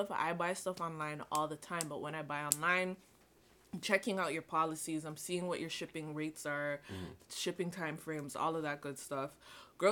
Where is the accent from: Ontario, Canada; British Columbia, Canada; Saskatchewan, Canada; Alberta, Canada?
Ontario, Canada; Toronto; I'm from Toronto